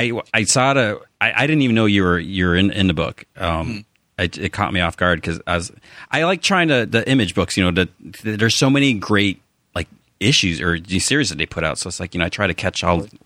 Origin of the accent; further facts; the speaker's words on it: outside of Chicago, Illinois, United States; I grew up outside of Chicago